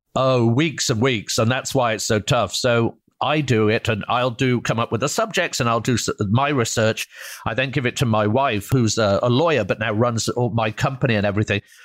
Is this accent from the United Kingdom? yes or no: yes; United Kingdom; moved away as an adult; now in United States; I'm from Britain